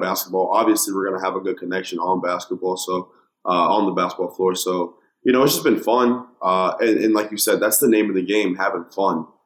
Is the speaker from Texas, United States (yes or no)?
yes; Dallas, Texas, United States; moved away; Julius Randle, uh, who I grew up with in Dallas.